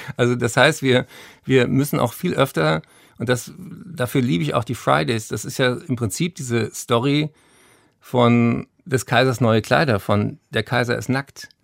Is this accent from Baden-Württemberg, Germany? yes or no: no; Berlin, Germany; ich bin ja hier in Berlin zur Schule gegangen